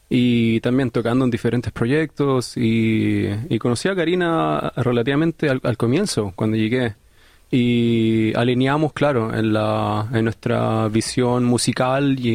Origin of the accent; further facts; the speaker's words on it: Chile; soy una artista chilena, pero que vive en, en un país de habla inglesa